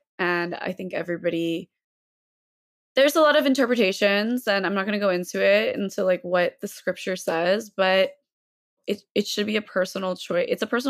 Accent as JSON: {"language": "English", "region": "the South", "country": "United States", "tie": "born or raised there", "said": "it's tough growing up in the South and like a place where, you know, just walking in with a hijab, like people are like, oh my God, you speak English?"}